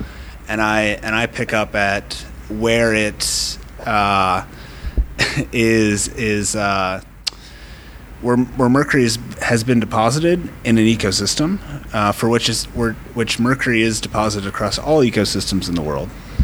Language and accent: English; Minnesota, United States; moved away as an adult; now in London, Canada; I am from Minnesota, and I have found myself in Ontario